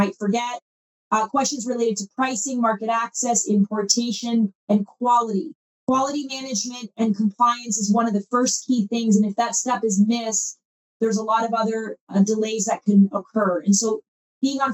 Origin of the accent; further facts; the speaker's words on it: Canada; I come from Canada, and I did a similar role in the Canadian marketplace